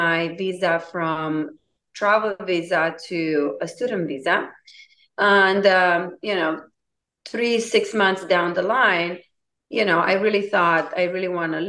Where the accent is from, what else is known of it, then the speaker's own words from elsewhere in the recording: Romania; English is a second language; moved away as an adult; now in United States; I'm originally from Romania. I moved in United States in 2002 at the age of 21.